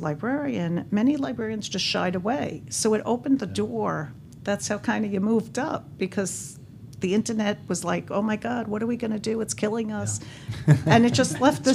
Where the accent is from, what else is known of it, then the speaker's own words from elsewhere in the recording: New York City, New York, United States; moved away as an adult; also born or lived in New Brunswick, New Jersey; went to the library all the time growing up in Brooklyn, the class would walk to the library.